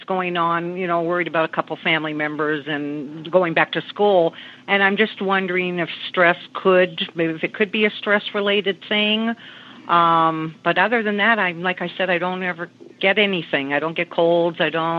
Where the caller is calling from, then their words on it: Palm Springs, California, United States; I'm calling from Palm Springs, California.